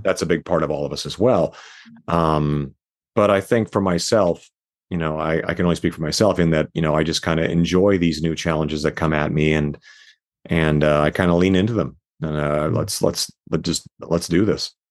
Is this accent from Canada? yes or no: yes; Canada; now in Las Vegas, United States; my place that I was born in Canada